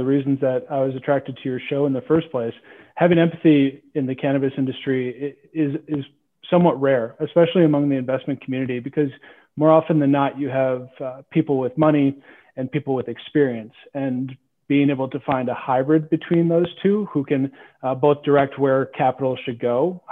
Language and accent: English; Minnesota, United States; I grew up in Minnesota